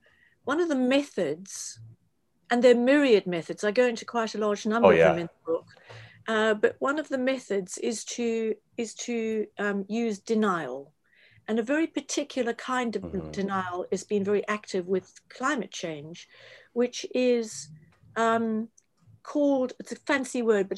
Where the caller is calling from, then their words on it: London, United Kingdom; I don't know what it's like in the States. I'm speaking from London.